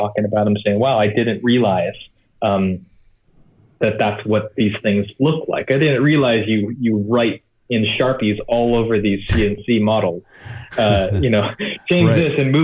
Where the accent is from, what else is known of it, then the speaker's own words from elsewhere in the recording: United States; now in Shenzhen, China; being an American living in Asia